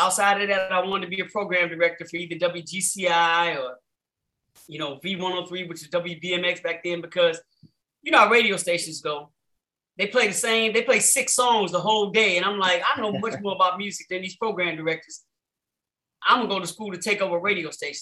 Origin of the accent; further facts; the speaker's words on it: Chicago, Illinois, United States; growing up in Chicago